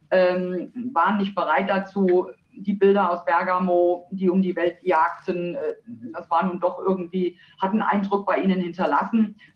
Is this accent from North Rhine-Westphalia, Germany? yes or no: no; Eschwege, Hesse, Germany; Nein, Sie haben recht, ich bin tatsächlich ein echter Dietemann. Ich wurde in Eschwege geboren, bin auch dort aufgewachsen.